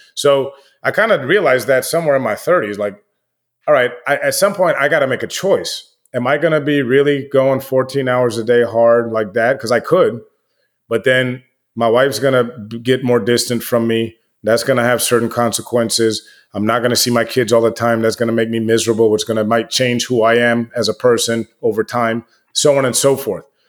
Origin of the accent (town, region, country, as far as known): United States